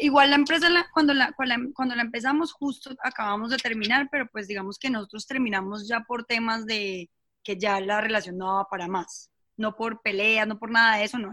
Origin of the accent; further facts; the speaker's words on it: Bucaramanga, Santander, Colombia; moved away as an adult; also born or lived in Bogotá; soy de Bucaramanga. Eh, eh, estudié allá todo el tema del colegio, después me fui a Bogotá